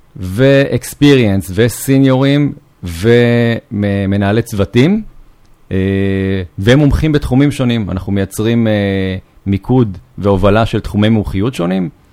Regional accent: Northern Israel, Israel; also born or lived in Yokneam; אני גר בצפון, נולדתי בצפון, עברתי ליוקנעם לפני 17 שנה בערך

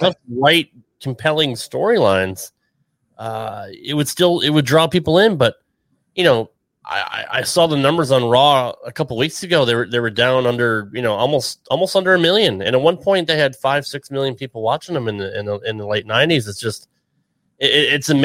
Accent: Connecticut, United States; I grew up in the Northeast. I grew up in Connecticut

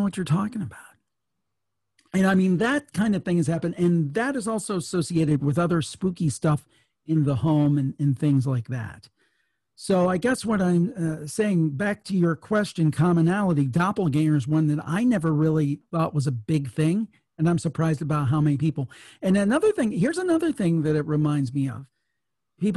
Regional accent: Ohio, United States; I was from Ohio, so I grew up, I'm a city boy.

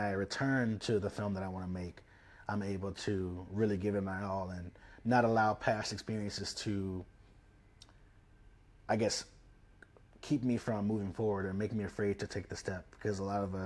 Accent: Memphis, Tennessee, United States; also born or lived in Chicago; now in Los Angeles, United States; I'm from Memphis, Tennessee. I grew up in Whitehaven area

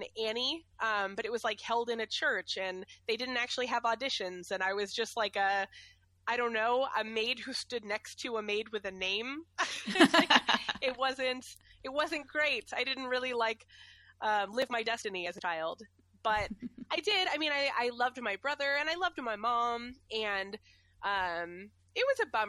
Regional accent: Ware, Massachusetts, United States; also born or lived in New Braintree, Massachusetts; I moved from Ware to New Braintree

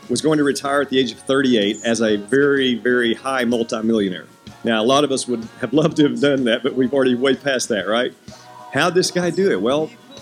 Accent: Hendersonville, United States; I'm from Hendersonville

